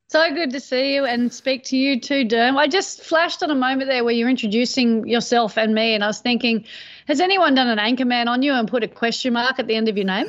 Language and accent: English; Manly, New South Wales, Australia; growing up in Manly